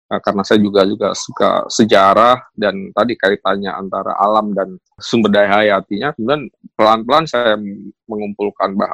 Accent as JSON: {"language": "Indonesian", "region": "Java", "country": "Indonesia", "tie": "born or raised there", "said": "saya kebetulan kan besar di Jawa ya, tetapi ketika kemudian saya ke Papua, saya merasakan yang berbeda, makan yang berbeda dan seterusnya."}